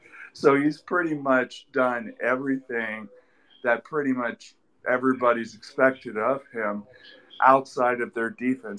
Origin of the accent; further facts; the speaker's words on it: Los Angeles, California, United States; I'm from Los Angeles